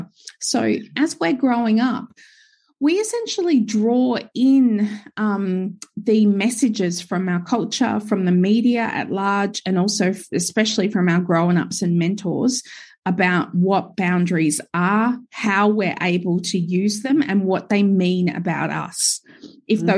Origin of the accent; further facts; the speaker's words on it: Gold Coast, Queensland, Australia; now in Sunshine Coast, Australia; I was born and raised on the Gold Coast.